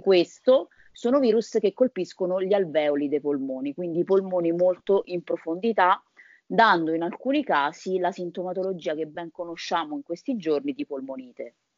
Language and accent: Italian; Viterbo, Lazio, Italy; sono di Viterbo